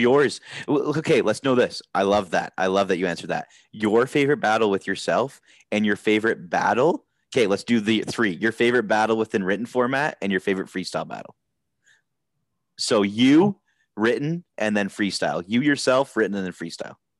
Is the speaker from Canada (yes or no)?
yes; Canada; we're Canadian.